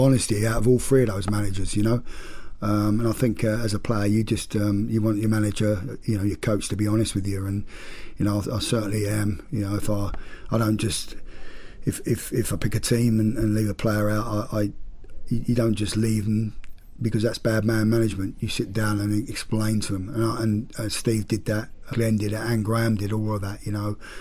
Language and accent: English; Gillingham, South East England, United Kingdom; Gillingham uh, which is obviously my hometown club